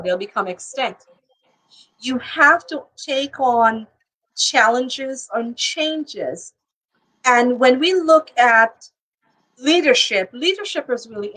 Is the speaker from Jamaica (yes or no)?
yes; Jamaica; also born or lived in New York; now in Florida, United States; I'm Jamaican, and so it started with me being home in my family business